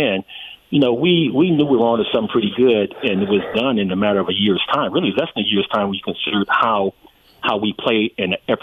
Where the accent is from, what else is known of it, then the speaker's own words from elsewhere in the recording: Compton, California, United States; Michael and I grew up together in Compton